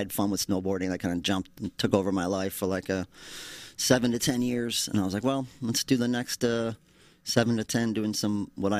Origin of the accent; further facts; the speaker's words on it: Madison, United States; Oh, small town.